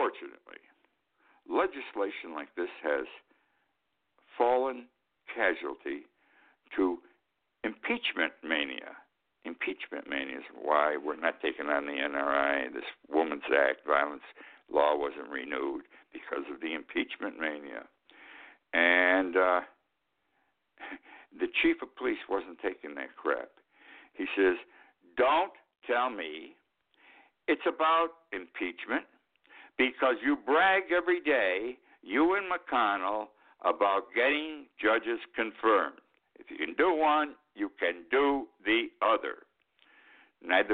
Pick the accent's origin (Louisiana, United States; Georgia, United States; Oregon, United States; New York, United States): New York, United States; Utica; my hometown, Utica, New York.